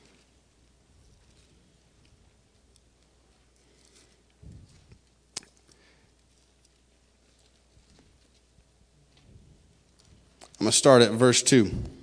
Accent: Florida, United States; I'm from Florida originally

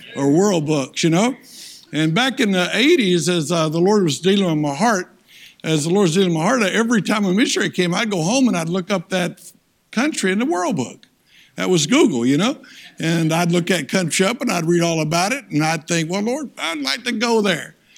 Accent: Tennessee, United States; I'm from Tennessee hillbilly

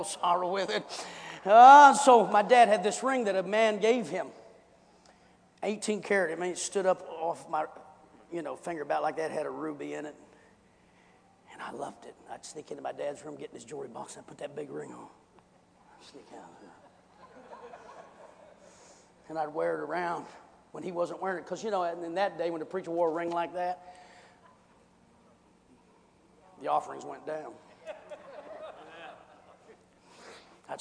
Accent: United States; I'm an American citizen, legitimately born into this nation.

